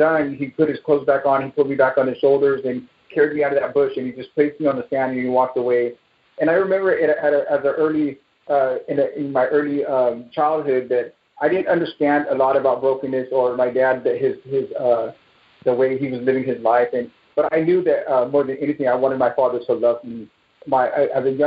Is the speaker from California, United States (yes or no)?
yes; Bay Area, California, United States; I'm from the Bay Area here in California